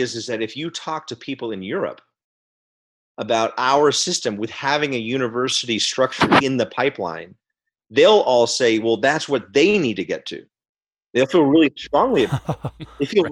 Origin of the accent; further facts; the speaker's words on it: Albuquerque, New Mexico, United States; My hometown, Albuquerque, New Mexico